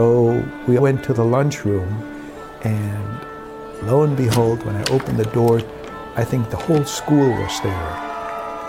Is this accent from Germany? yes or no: yes; Germany; born or raised there; moved away